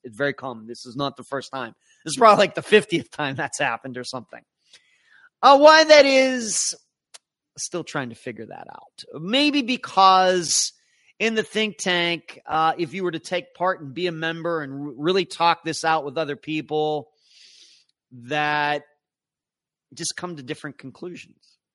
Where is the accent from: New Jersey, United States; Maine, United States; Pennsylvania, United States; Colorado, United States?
Pennsylvania, United States; Leechburg; moved away; also born or lived in St. Petersburg, Florida; I grew up in Leechburg